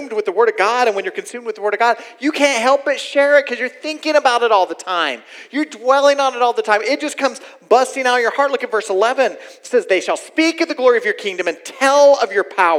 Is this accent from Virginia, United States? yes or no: no; Oklahoma, United States; I'm from Oklahoma, y'all. I'm originally from here